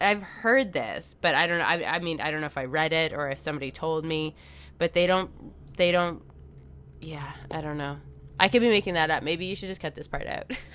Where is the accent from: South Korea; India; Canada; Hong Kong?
Canada; I'm Canadian